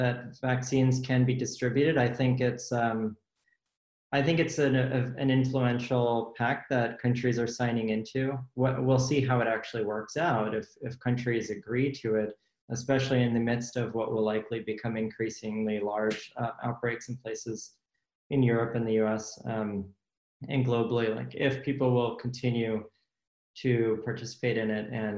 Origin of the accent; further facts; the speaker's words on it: United States; as an American